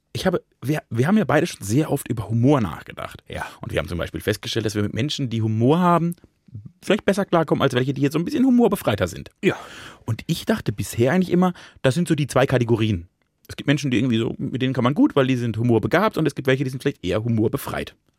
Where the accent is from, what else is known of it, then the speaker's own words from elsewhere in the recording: Germany; Ich bin ja am Rhein aufgewachsen